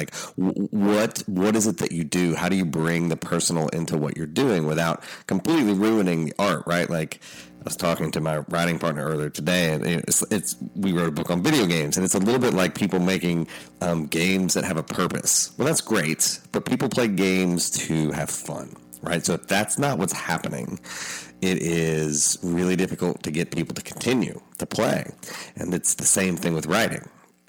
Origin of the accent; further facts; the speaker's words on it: Appalachia, United States; I'm Appalachian. I'm finishing up a book on the people that everybody's talking about right now. My family settled what the New York Times called the hardest place to live in America.